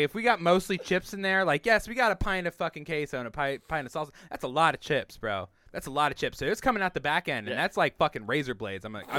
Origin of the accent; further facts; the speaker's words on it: Iowa, United States; We are from Iowa.